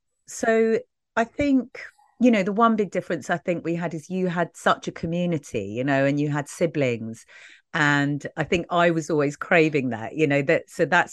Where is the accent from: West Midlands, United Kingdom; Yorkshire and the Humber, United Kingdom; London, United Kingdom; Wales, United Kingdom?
London, United Kingdom; Brixton; You know, when you describe kind of growing up in Brixton